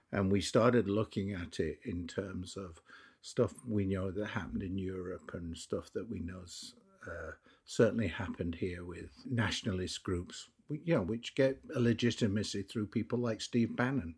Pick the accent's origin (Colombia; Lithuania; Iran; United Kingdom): United Kingdom; England; I'm English